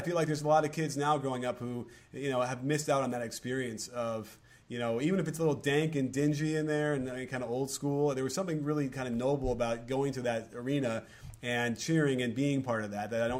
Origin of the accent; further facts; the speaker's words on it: Chicago, Illinois, United States; I grew up in Chicago Stadium